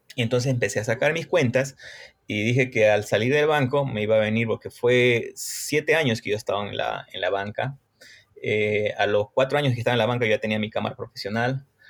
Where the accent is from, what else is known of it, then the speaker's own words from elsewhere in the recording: Cochabamba, Bolivia; also born or lived in Brazil; en mi país no hay escuelas que te enseñen fotografía